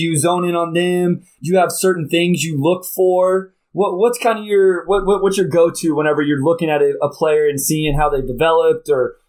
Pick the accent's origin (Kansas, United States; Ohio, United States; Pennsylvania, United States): Kansas, United States; And so I grew up in Kansas, Rashad. I was a KU fan growing up